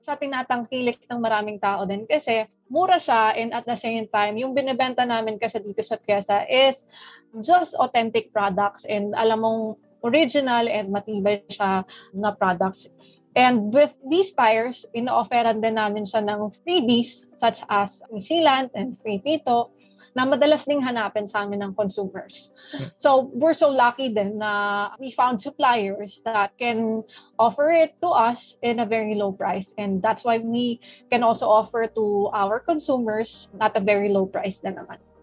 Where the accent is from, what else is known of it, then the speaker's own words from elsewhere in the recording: Philippines; as a Filipino